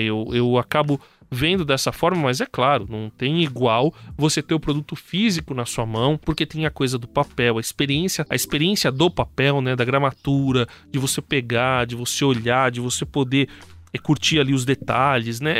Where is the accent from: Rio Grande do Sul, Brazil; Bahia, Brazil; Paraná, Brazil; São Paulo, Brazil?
São Paulo, Brazil; ABC Paulista; como eu sou do ABC, eu lembro, a gente tinha a Gibiteca, ou tem ainda a Gibiteca, em Santo André e em São Sim. Bernardo